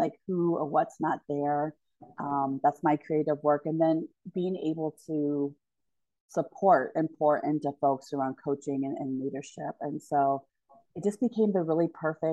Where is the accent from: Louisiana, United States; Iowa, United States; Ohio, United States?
Ohio, United States; Hilliard; also born or lived in Michigan; I grew up in Hilliard, Ohio.